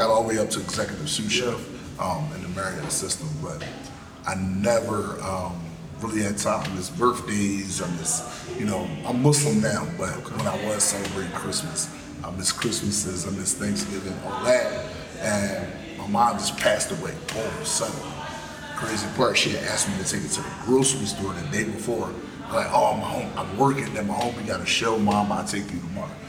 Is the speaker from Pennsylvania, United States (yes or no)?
yes; Philadelphia, Pennsylvania, United States; now in Norfolk, United States; I'm from Philly